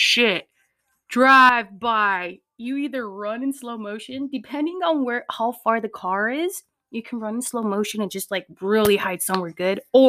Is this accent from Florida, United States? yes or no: no; Pomona, California, United States; my cousins and I grew up in Pomona, P-Town.